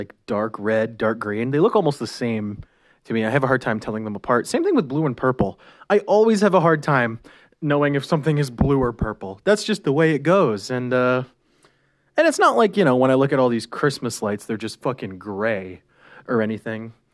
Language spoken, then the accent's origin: English; Canada; we're Canadian.